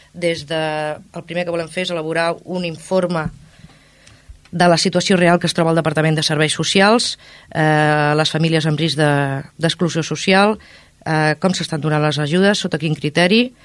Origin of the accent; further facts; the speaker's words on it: Ripollet, Catalonia, Spain; La Font de Can Mas, al meu barri, que em porta molt bons records perquè és on hi vaig passar la meva infantesa i la meva joventut